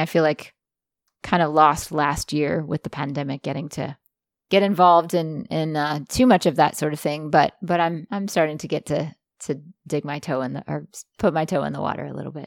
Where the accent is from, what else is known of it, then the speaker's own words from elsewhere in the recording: Jackson, Mississippi, United States; I grew up in Jackson, Mississippi